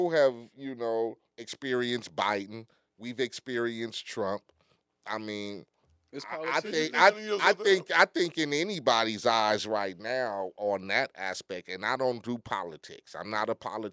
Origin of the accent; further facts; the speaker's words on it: Compton, California, United States; when I grew up in Compton